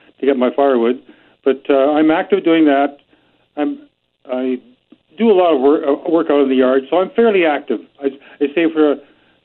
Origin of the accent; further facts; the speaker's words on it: Leamington, Ontario, Canada; now in British Columbia, Canada; I was from Leamington, Ontario. That's where I went to high school